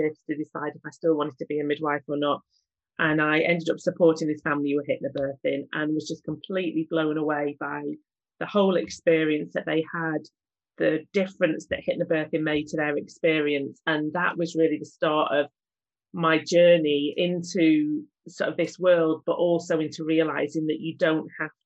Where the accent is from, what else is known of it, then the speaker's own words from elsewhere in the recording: Manchester, North West England, United Kingdom; I'm from Manchester, born and bred there